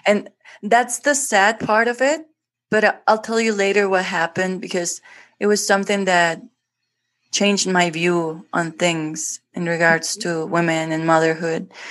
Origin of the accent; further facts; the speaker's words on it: Guatemala City, Guatemala Department, Guatemala; English is a second language; I was born in Guatemala, in Guatemala City, and here's where I actually live